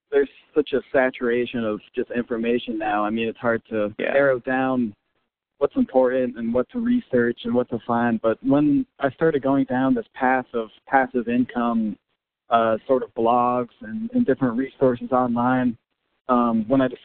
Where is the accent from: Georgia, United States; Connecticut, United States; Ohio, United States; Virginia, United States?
Connecticut, United States; also born or lived in Middle East; now in New Orleans, United States; I'm originally from Connecticut, grew up there, and uh, very briefly in the Middle East actually